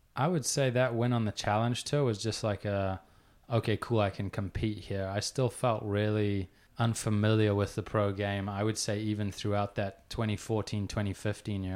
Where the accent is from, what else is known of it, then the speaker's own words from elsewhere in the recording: Johannesburg, Gauteng, South Africa; also born or lived in Pretoria; I grew up, I was born in Johannesburg, spent half my childhood there, half in Pretoria